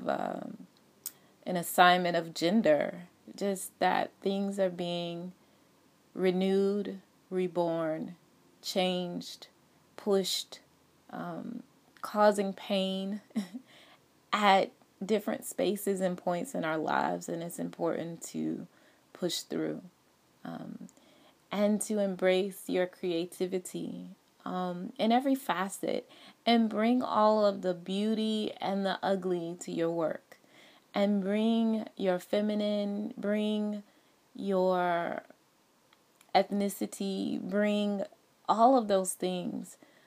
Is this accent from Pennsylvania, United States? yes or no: no; Atlanta, Georgia, United States; I am originally from Atlanta, Georgia.